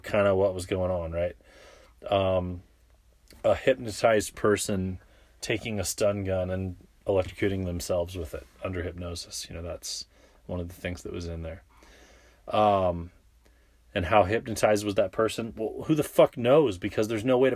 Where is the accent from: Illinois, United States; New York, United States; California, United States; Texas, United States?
California, United States; San Diego; was in San Diego, my hometown